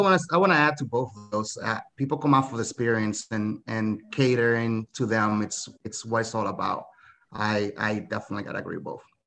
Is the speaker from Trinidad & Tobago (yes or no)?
no; Dominican Republic; now in United States; I'm from the Dominican Republic